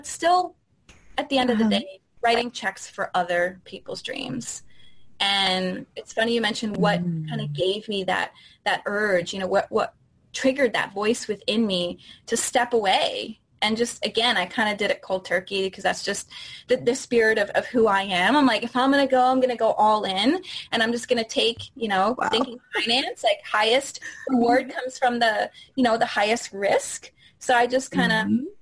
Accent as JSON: {"language": "English", "region": "Florida", "country": "United States", "also_born_or_lived": "Chicago / San Francisco Bay Area", "moved": "as an adult", "lives_now": "San Francisco, United States", "said": "I'm originally from Florida"}